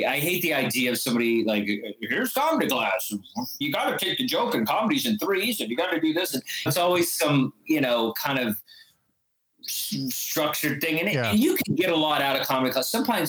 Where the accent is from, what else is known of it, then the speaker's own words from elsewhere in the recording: the South, United States; Yeah, we're from the South.